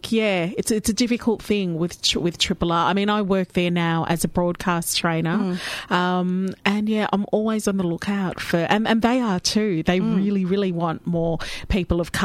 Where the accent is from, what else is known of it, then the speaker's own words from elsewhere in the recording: Melbourne, Victoria, Australia; accent: Australian; I was born and bred here in Melbourne